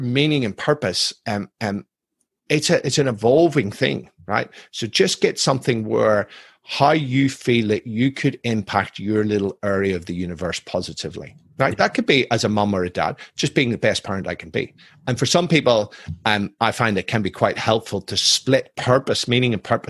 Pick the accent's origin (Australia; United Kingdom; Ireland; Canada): Ireland; I'm Irish, I'm ex-military